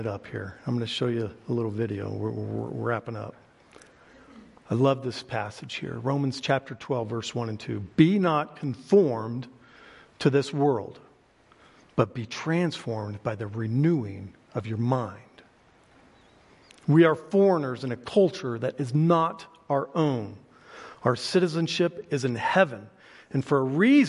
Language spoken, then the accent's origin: English; Oklahoma, United States; I'm from Oklahoma